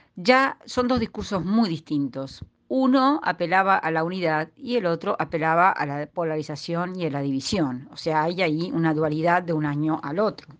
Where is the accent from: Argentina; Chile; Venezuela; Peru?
Argentina